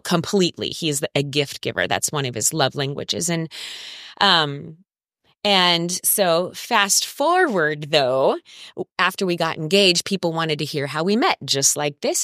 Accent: Orange County, California, United States; moved away as an adult; now in San Diego, United States; I am from Orange County

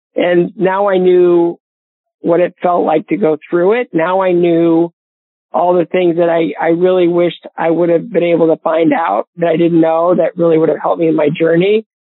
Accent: Bowling Green, Ohio, United States; my hometown of Bowling Green, Ohio

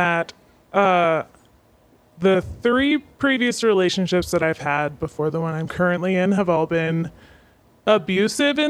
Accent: Northern Florida, United States; moved away as an adult; I grew up in the South, more Southern than we are now.

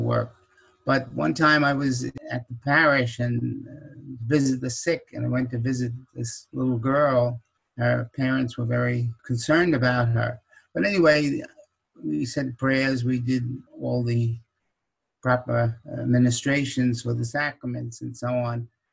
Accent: Huntington, New York, United States; Huntington, Long Island, that's my hometown

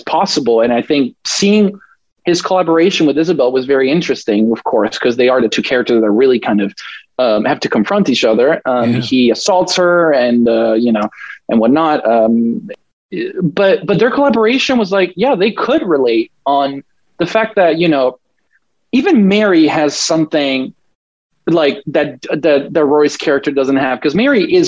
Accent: Italy; I grew up in a very Catholic town environment. I'm from Italy

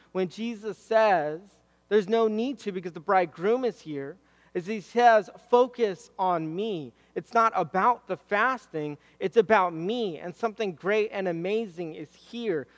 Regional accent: Southern California, United States; I'm from SoCal

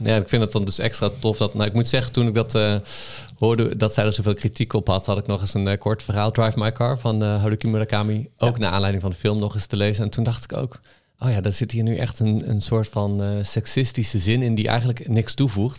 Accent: North Brabant, Netherlands; ik kom uit Brabant

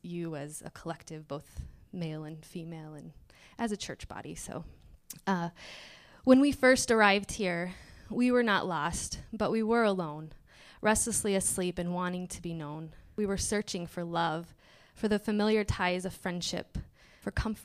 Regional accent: Michigan, United States; moved away as an adult; now in Minnesota, United States; I'm from Michigan

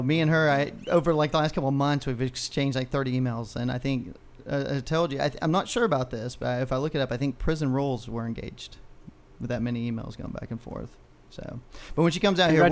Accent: Texas, United States; as a Texan

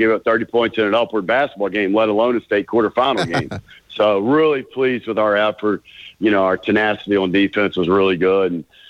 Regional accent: West Virginia, United States; moved away; I'm from West Virginia

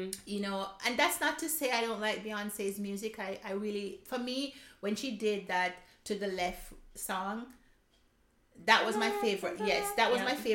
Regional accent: Jamaica; moved away as an adult; now in Stuttgart, Germany; I am Jamaican 100%, but my husband is German

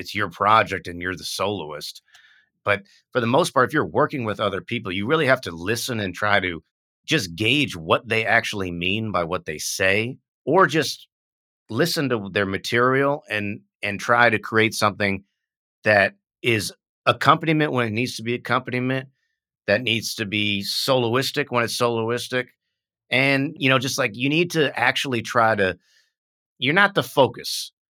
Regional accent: United States; also born or lived in Vietnam; as an American

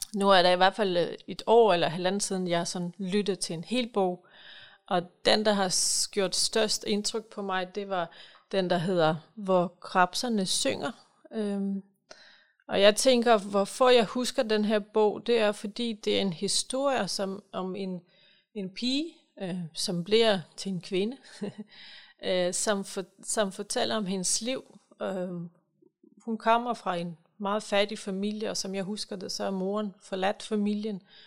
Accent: Ukraine; now in Holbæk, Denmark; jeg kommer selv fra Ukraine

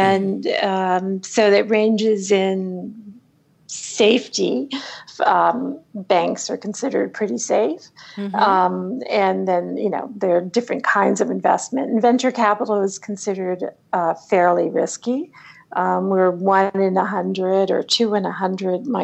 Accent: Washington, District of Columbia, United States; also born or lived in Alaska; I moved to Washington, D.C. and grew up with a government academic point of view

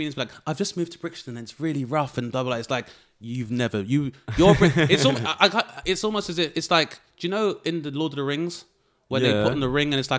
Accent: Grenada; Being like, I'm from Grenada, but like I said, realizing like at university up north that white people don't know nor do they give a fuck.

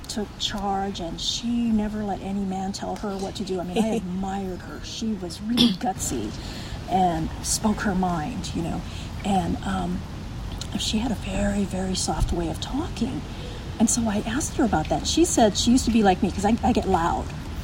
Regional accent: Kailua, Hawaii, United States; now in California, United States; I grew up in Hawaii, and then I moved here to California, and I've been here ever since.

